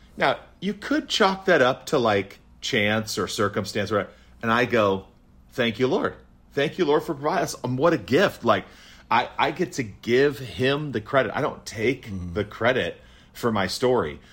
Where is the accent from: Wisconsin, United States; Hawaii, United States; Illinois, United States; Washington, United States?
Wisconsin, United States; I was born in Wisconsin